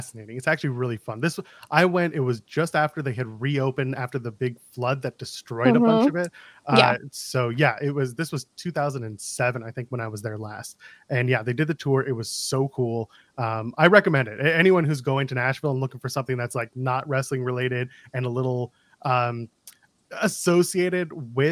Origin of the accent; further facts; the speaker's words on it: Canada; I'm a Canadian